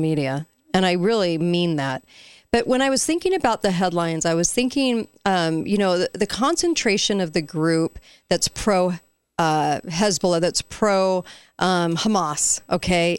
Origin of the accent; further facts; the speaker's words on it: near Garden Grove, California, United States; I grew up near Garden Grove